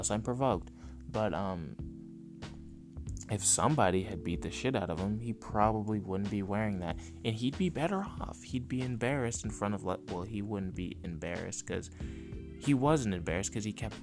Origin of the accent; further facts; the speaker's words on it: California, United States; I'm from California